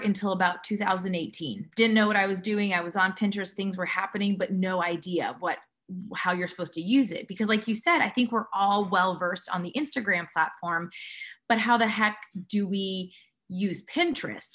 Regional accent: Montreal, Quebec, Canada; moved away as an adult; also born or lived in California; now in Nashville, United States; I'm born and raised in Montreal, Quebec, and I'm dual citizen

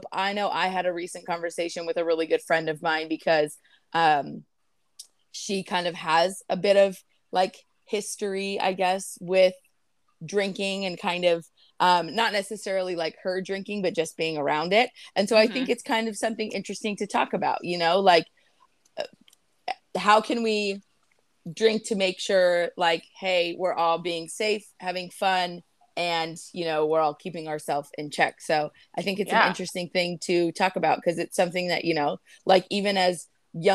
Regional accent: Mission Viejo, California, United States; Mission Viejo, the town that we grew up

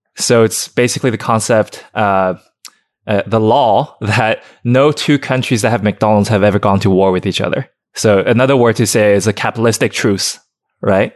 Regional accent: Shenzhen, Guangdong, China; also born or lived in Alabama; now in Los Angeles, United States; someone who grew up born in China

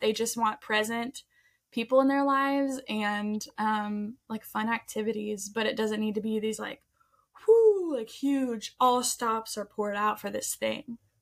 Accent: Colorado, United States; we're from Colorado

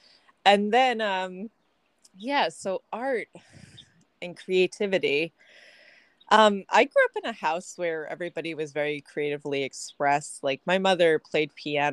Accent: Long Island, Nassau County, New York, United States; I hail from Long Island, New York, Nassau County area. I grew up, born and raised over there.

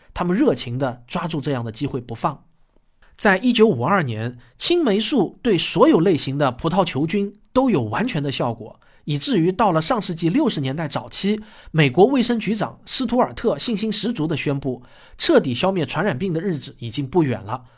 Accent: Shaoxing, Zhejiang, China; 我在我的故乡浙江绍兴

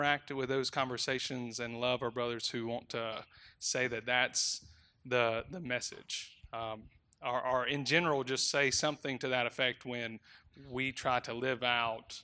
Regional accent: Mississippi, United States; now in Dumfries, United States; I'm from Mississippi

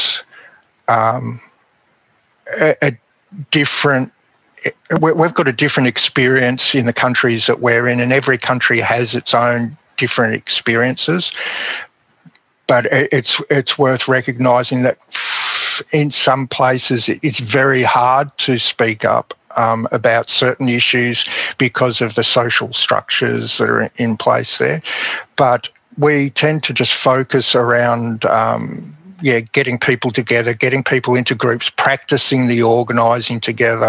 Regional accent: Melbourne, Victoria, Australia; I grew up in Melbourne

